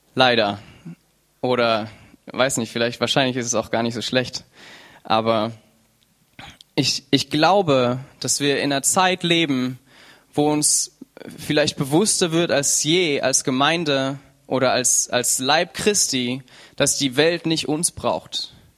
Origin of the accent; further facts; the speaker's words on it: Germany; wir alle als Deutsche